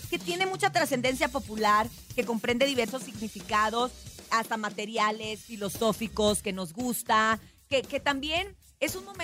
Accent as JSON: {"language": "Spanish", "region": "Sinaloa", "country": "Mexico", "moved": "yes", "said": "en mi tierra se usa muchísimo, pues ustedes saben que Sinaloa es la tierra de la música de banda."}